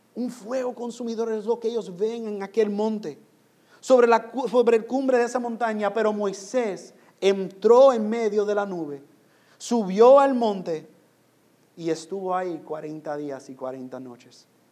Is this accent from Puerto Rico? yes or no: yes; Puerto Rico; moved away; also born or lived in New York; aunque yo nací en Nueva York, yo soy puertorriqueño. Yo viví en Puerto Rico.